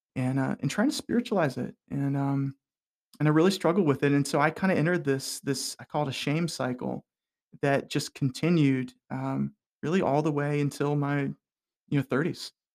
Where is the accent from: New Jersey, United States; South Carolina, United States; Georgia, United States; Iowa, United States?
South Carolina, United States; Hilton Head Island; I grew up on Hilton Head Island, South Carolina